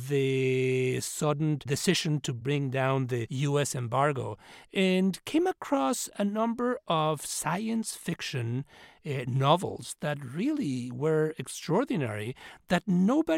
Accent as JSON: {"language": "English", "region": "Mexico City", "country": "Mexico", "tie": "born or raised there", "moved": "yes", "lives_now": "United States", "said": "I grew up in Mexico City and came to this country as an immigrant"}